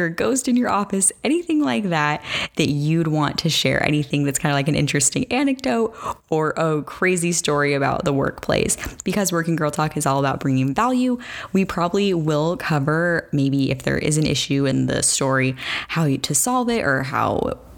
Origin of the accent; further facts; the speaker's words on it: Arizona, United States; I am from Arizona